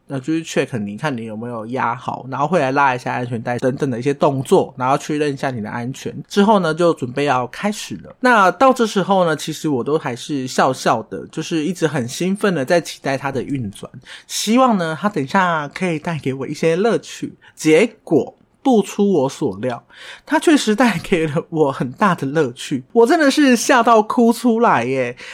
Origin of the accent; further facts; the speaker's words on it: Tainan, Taiwan; first language Taiwanese Hokkien; Chinese is a second language; 我是因为台南人的，台语就是我的母语